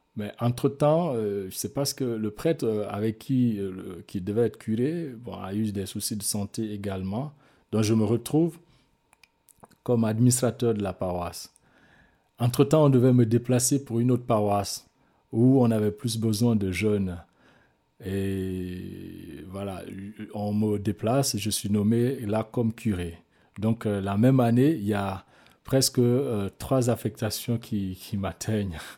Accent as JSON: {"language": "French", "country": "Guinea", "tie": "born or raised there", "moved": "yes"}